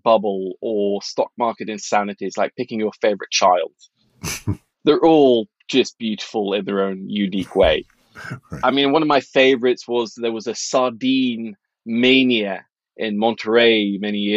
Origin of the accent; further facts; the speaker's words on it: Norway; moved away; I grew up in Norway in the 80s